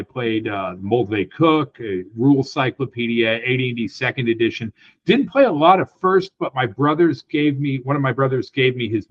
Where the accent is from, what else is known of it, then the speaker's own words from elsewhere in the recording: Portland, Oregon, United States; also born or lived in Middle Tennessee; we moved from Portland, Oregon, where I was born and grew up, to Middle Tennessee